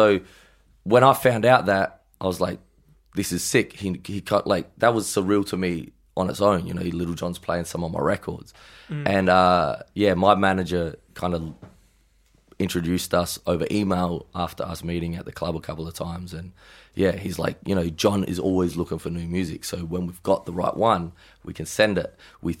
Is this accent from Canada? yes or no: no; Adelaide, South Australia, Australia; also born or lived in Melbourne / Gold Coast; now in Los Angeles, United States; I'm from Adelaide and then I moved to Melbourne for a little bit.